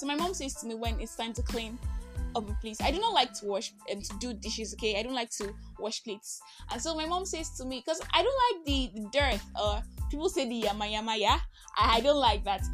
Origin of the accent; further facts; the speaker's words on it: Nigeria; I am that Nigerian Christian talkaholic